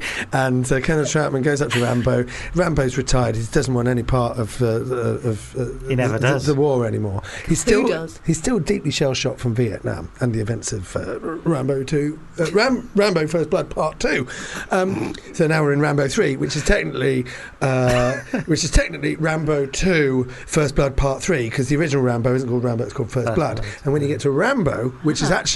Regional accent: London, United Kingdom; accent: Cockney; I am from London.

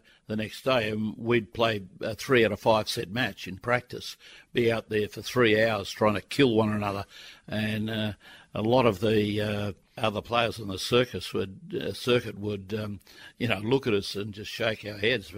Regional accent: Sydney, New South Wales, Australia; I came from Sydney, went to a private school

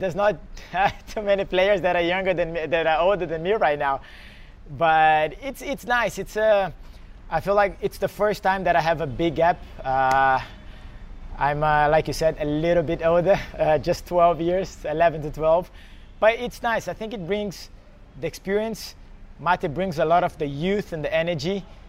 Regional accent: Belo Horizonte, Minas Gerais, Brazil; English is a second language; me, Marcelo, and Andre, we're from Belo Horizonte. We grew up in the same country club.

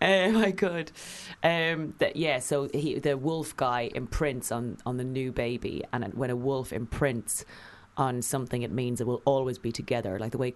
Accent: County Kildare, Ireland; I grew up in Kildare, which is a very horsey area.

